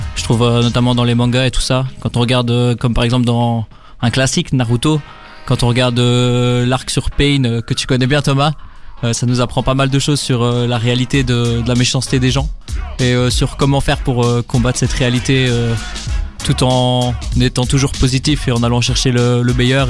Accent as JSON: {"language": "French", "town": "Brussels", "region": "Brussels-Capital Region", "country": "Belgium", "said": "je, viens de Bruxelles"}